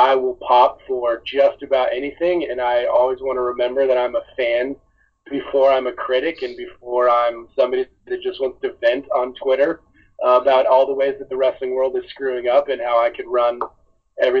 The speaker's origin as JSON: {"language": "English", "town": "Atlanta", "region": "Georgia", "country": "United States", "tie": "born or raised there", "said": "when I was growing up, I lived in Atlanta"}